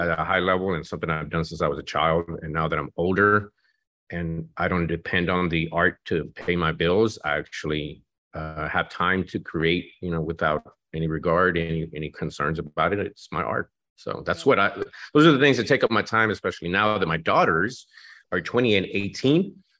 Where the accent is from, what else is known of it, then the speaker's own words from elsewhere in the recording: Mexico; now in Dallas, United States; I was born in Mexico.